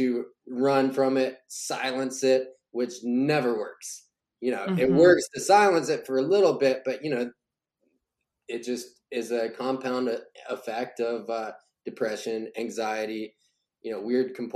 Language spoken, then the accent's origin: English; Kentucky, United States; now in Nashville, United States; I came to Nashville, which is where I'm, you know, originally from this area, like, 'cause I'm from Kentucky across the border